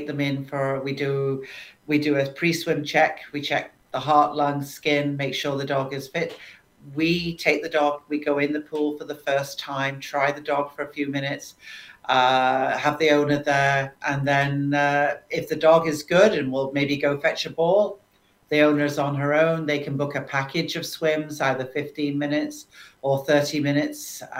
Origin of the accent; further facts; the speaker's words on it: United Kingdom; now in St. Catharines, Canada; can't help that being a Brit